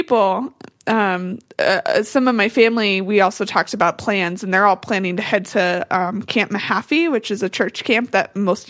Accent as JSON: {"language": "English", "town": "Mercer", "country": "United States", "tie": "born or raised there", "moved": "yes", "lives_now": "Boulder, United States", "said": "my hometown of Mercer and look at it lovingly, even though I live in Boulder now."}